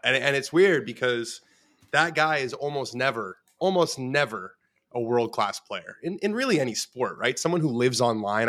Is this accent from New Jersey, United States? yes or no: no; Los Angeles, California, United States; I grew up in Los Angeles, West Los Angeles